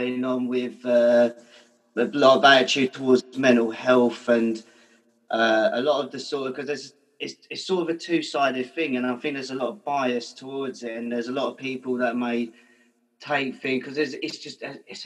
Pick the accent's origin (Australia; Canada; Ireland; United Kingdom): United Kingdom; London; we live in London and I grew up in North London